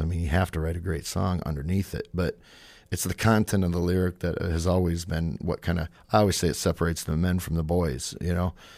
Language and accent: English; Madison, South Dakota, United States; now in Sioux Falls, United States; when I moved to Sioux Falls, uh, from my hometown of Madison.